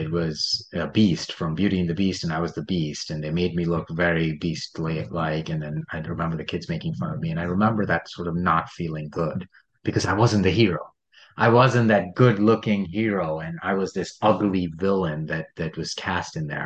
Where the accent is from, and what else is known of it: India; born or raised there